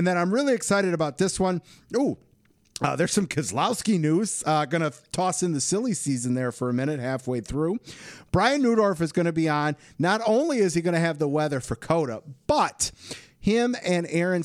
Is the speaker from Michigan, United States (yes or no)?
yes; Michigan, United States; I'm from Michigan.